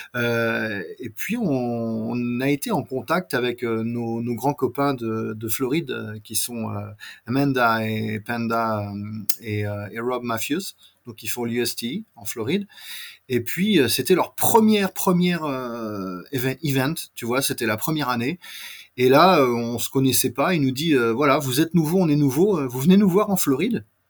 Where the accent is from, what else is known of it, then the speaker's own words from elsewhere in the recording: France; accent: very French; j'ai un accent très français